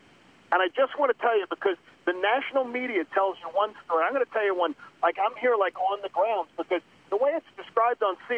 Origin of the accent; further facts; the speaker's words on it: Broomall, Pennsylvania, United States; now in Atlanta, United States; I'm from Broomall, Pennsylvania